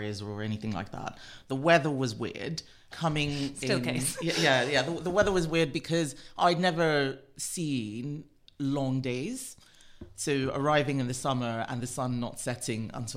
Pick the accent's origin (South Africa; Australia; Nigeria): Nigeria; also born or lived in London / United States; now in United Kingdom; I left London when I was 2 weeks old. My mother gave birth to me here because of an obstetric referral. I didn't have any ties to this country. And I grew up in Nigeria